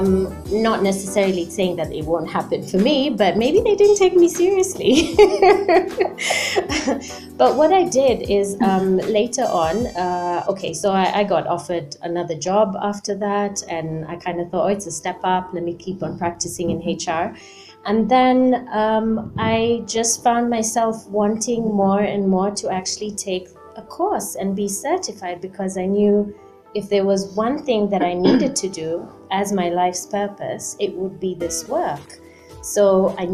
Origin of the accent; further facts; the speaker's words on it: Nakuru, Nakuru County, Kenya; moved away; also born or lived in United Kingdom; I was born in Nakuru. My mom is Russian. My dad is Kenyan. And I grew up here in Kenya until I moved to the UK, and I was in the UK for about 15 years.